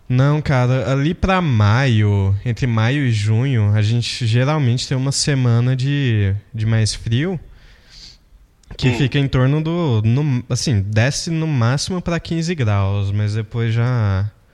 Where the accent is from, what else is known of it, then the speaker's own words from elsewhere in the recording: Brazil; eu sou brasileiro